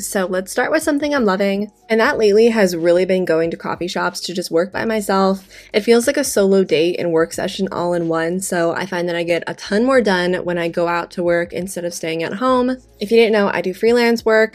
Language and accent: English; Las Vegas, Nevada, United States; I am from Las Vegas